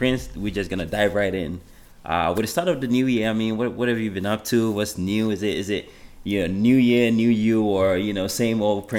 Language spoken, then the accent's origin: English; Ghana; I'm from Ghana.